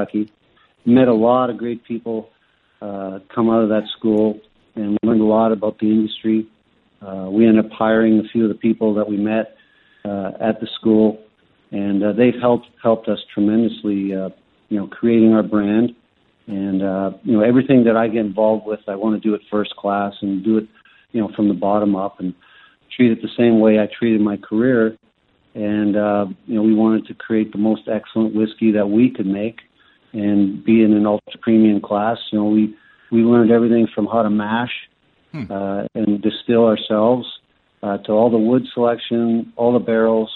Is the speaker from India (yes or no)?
no; Canada; Growing up in Canada, we started drinking beer and whiskey